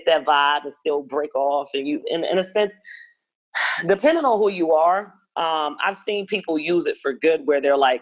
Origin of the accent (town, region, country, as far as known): Baltimore, Maryland, United States; born or raised there